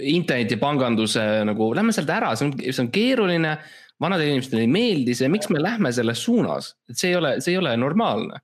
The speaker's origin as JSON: {"language": "Estonian", "country": "Estonia", "said": "ma olen eestlane"}